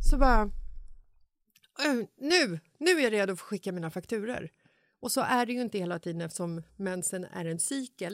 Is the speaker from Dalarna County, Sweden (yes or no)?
no; Stockholm, Stockholm County, Sweden; I Bagarmossen, där jag är uppvuxen